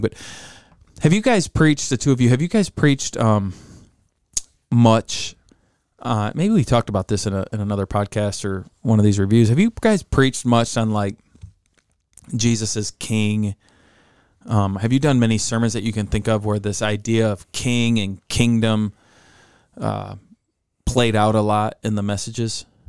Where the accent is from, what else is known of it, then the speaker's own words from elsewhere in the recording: United States; Growing up in America